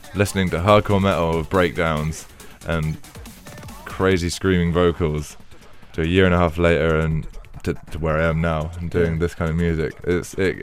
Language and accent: English; Penzance, South West England, United Kingdom; moved away as an adult; also born or lived in London; my hometown, like back like where I came from